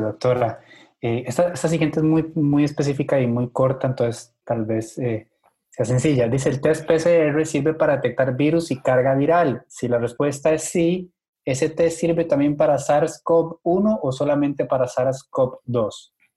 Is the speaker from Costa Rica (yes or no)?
yes; Costa Rica; yo como costarricense